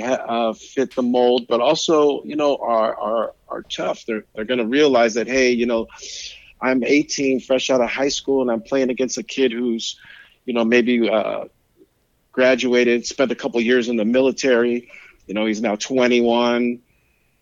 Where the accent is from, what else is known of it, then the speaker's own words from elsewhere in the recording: San Francisco, California, United States; also born or lived in Pacifica, California; I was born in San Francisco, raised in San Francisco. I'm a city kid. I grew up in the Mission District in San Francisco